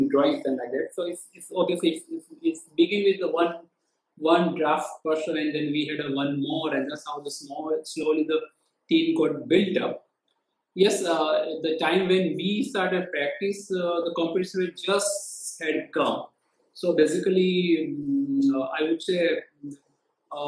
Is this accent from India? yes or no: yes; Ahmedabad, Gujarat, India; I'm basically from Ahmedabad